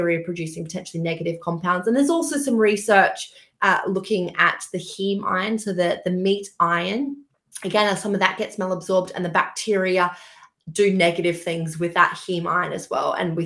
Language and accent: English; Australia; moved away as an adult; also born or lived in Queensland; now in London, United Kingdom; I actually grew up on a farm in Australia, a very small town. So you may have picked up, I'm Australian, actually